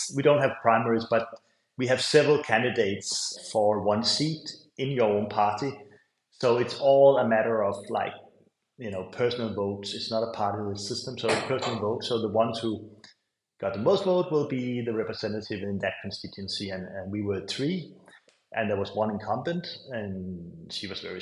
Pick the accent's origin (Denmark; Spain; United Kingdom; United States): Denmark; Capital Region of Denmark; I grew up in Denmark, in a tiny island in the Baltic Sea